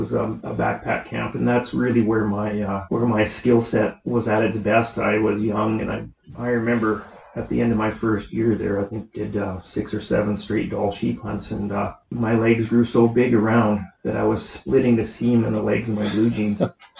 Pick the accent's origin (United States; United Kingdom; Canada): Canada; Caswell, British Columbia; Caswell, BC.